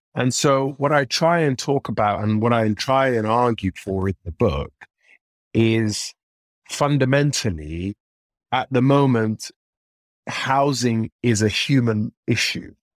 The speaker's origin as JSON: {"language": "English", "region": "London", "country": "United Kingdom", "tie": "born or raised there", "said": "growing up in Northwest London in the sort of mid to late nineties"}